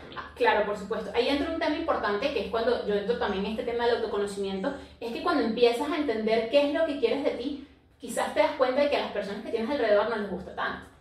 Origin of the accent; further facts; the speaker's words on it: Venezuela; now in Lima, Peru; nosotras somos venezolanas, aunque actualmente vivimos en Lima, Perú